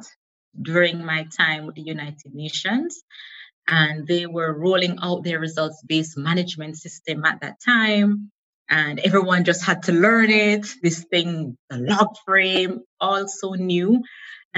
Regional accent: Jamaica; moved away as an adult; also born or lived in South Korea; now in Netherlands; from a young child growing up in Jamaica

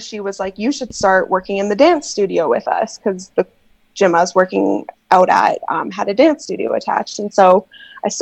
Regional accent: Canada; I am not from the Midwest, but I am from Canada

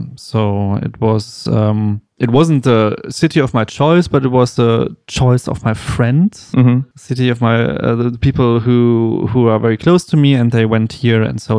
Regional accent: Bielefeld, North Rhine-Westphalia, Germany; moved away as an adult; now in Berlin, Germany; No, I'm from Bielefeld, small town next to Hannover, where I also studied photography. And then I moved here 2009

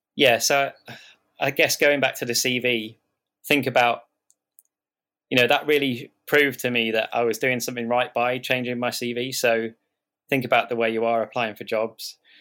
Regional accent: Southport, North West England, United Kingdom; also born or lived in Liverpool / London; where I grew up in Southport

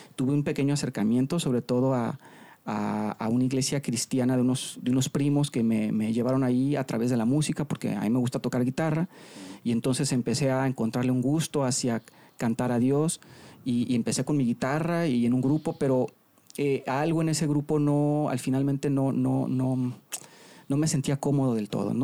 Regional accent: La Paz, Baja California Sur, Mexico; moved away as an adult; now in Monterrey, Mexico; yo soy de La Paz, Baja California Sur. Ahí, me, ahí nací, ahí me crié hasta los 18 años.

